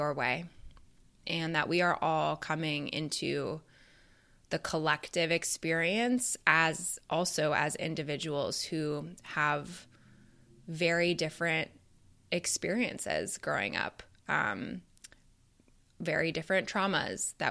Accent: Canada; moved away as an adult; now in Chicago, United States; as I am from Canada originally

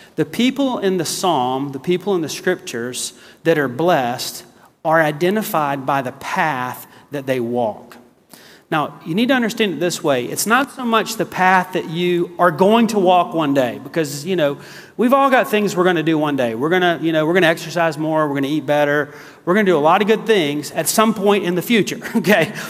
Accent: the South, United States; also born or lived in South Carolina / Texas; I'm from the South

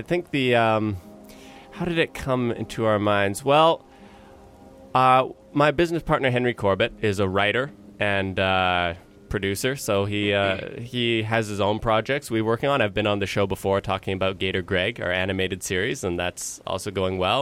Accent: Vancouver, British Columbia, Canada; I was born and raised here in Vancouver

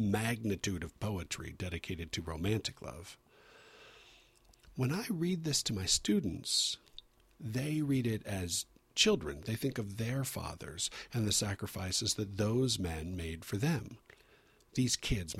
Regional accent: San Diego, California, United States; I grew up in San Diego, where the weather is always beautiful.

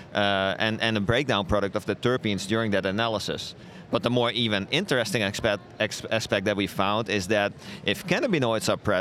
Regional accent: Netherlands; now in United States; So I'm from the Netherlands originally, but it's been 12 years.

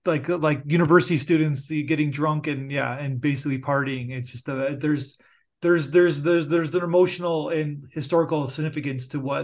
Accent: Niagara Falls, Ontario, Canada; I'm from Niagara Falls, born and raised

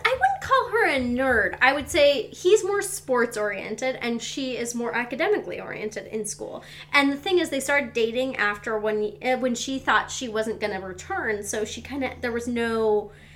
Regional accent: Seattle, Washington, United States; we're from Seattle.

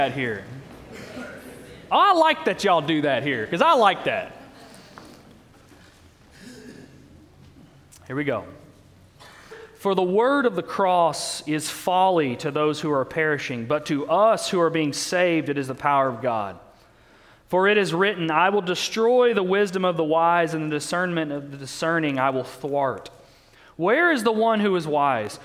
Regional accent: Owensboro, Kentucky, United States; moved away as an adult; now in Baton Rouge, United States; I'm from Owensboro, Kentucky. I don't know if anyone's ever been there. It's in western Kentucky.

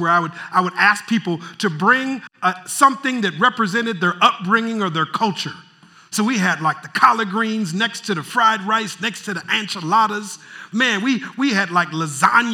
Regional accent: Minneapolis, Minnesota, United States; moved away; I'm from Minneapolis originally

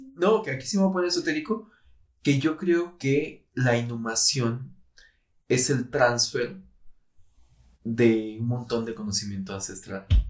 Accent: Mexico; todos como mexicanos

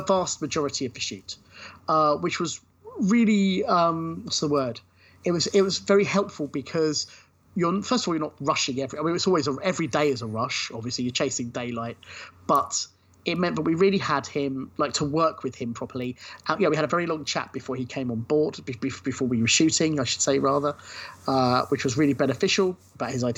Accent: Brighton, South East England, United Kingdom; Brighton, which is my hometown

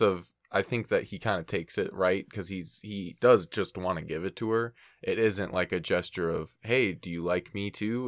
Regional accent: Minnesota, United States; now in California, United States; we're, we're both from Minnesota and I'm in California right now

